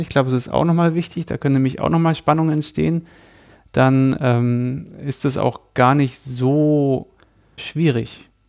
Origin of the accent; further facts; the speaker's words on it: Munich, Bavaria, Germany; also born or lived in Berlin; ich bin Münchner